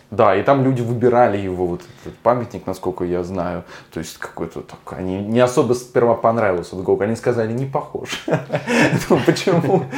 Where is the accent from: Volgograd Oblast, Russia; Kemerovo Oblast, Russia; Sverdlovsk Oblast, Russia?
Volgograd Oblast, Russia; Volgograd; Я говорю как человек, который все детство провел на Спартановке